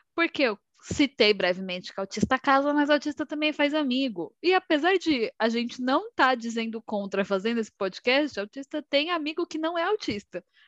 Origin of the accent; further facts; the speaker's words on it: São Paulo, Brazil; eu sou aqui de São Paulo